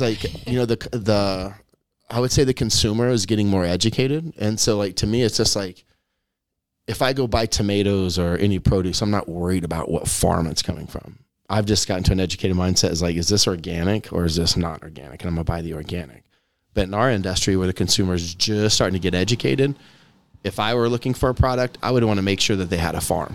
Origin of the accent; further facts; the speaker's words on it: Kansas, United States; Kansas is my home state